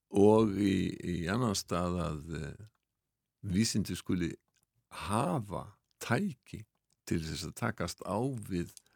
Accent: Iceland; við Íslendingar

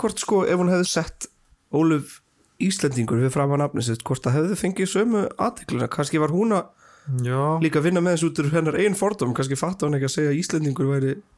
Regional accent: Portugal; now in Iceland; Ég var allast upp í Portugal

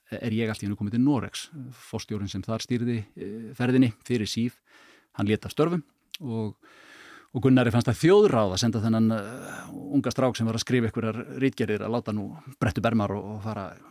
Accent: Kópavogur, Capital Region, Iceland; ég ólst upp í Kópavöunum

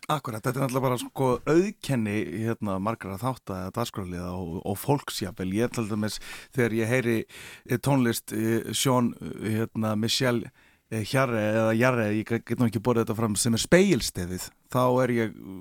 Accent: Akureyri, Northeastern Region, Iceland; er frá Akureyri

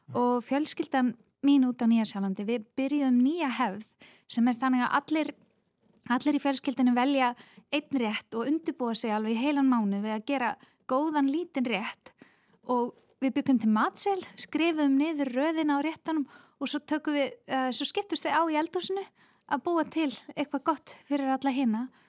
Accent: Iceland; moved away as an adult; also born or lived in Australia; Ég náttúrulega uh, ólst upp hérna á Íslandi

